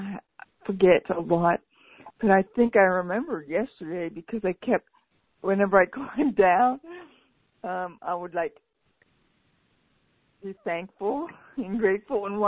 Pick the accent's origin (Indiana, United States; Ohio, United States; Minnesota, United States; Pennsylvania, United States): Pennsylvania, United States; moved away; I was raised in Pennsylvania.